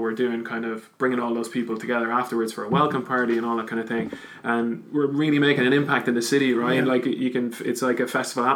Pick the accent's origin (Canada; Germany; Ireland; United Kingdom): Ireland; Wexford, Leinster; now in Dublin, Ireland; I'm actually from Wexford, but based in Dublin.